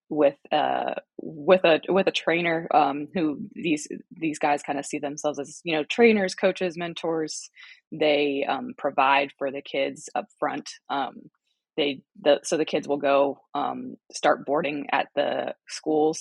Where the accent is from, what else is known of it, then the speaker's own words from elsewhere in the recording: United States; growing up in the United States